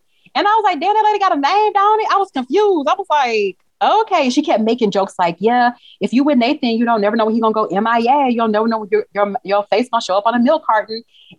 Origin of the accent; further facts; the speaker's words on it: Texas, United States; Like, I'm from Texas. And like, right. I was like, oh, I love this. I love like the Texas connection, Houston connection.